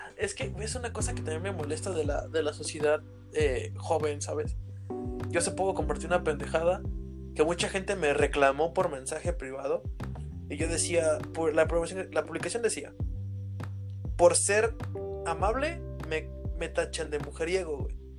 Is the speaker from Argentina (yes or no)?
no; Mexico; aquí en mi país, bueno, aquí en México